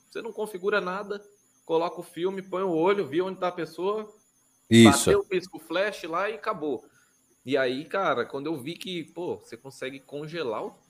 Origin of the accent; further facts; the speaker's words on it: Guarulhos, São Paulo, Brazil; born there; Eu, eu sou o único da minha família que nasci em Guarulhos, mas gostaria de ter nascido no Ceará